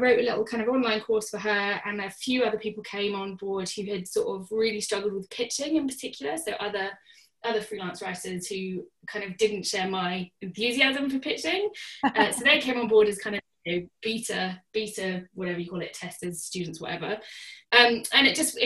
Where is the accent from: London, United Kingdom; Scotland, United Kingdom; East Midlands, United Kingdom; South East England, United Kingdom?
South East England, United Kingdom; Surrey; moved away as an adult; now in Northern Ireland, United Kingdom; I'm not from here originally. I'm from Surrey originally